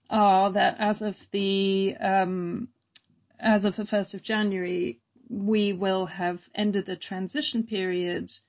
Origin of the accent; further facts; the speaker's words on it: Germany; I grew up in Germany, uh, which, you know, my accent, also I want to explain my accent will wave freely between Germany, Britain, and then living with an American.